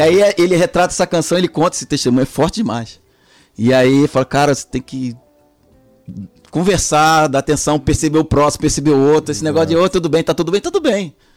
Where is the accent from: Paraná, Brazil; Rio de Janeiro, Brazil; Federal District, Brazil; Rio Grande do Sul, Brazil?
Rio de Janeiro, Brazil; also born or lived in Salvador, Bahia / São Paulo; Eu nasci em Salvador, na Bahia, sou soteropolitano, com muita honra, orgulho, baiano, minha família é baiana. E, e aí, quando eu tinha dois anos de idade, minha mãe foi morar no Rio de Janeiro